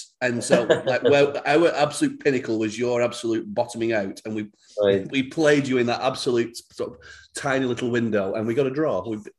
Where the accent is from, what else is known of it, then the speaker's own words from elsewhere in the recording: Bolton, North West England, United Kingdom; moved away as an adult; now in United States; I'm from just outside Manchester, but Bolton. Uh-huh. You've heard of Bolton, yeah? I've been over here nearly 13 years now.